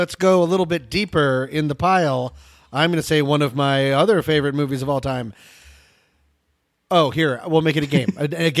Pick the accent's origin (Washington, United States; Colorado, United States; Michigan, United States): Colorado, United States; Boulder; growing up in Boulder, Colorado